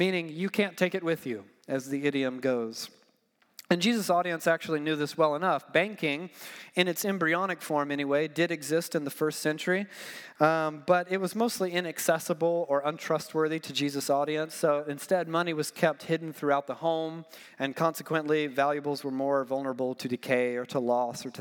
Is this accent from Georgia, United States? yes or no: yes; Georgia, United States; I'm from Georgia.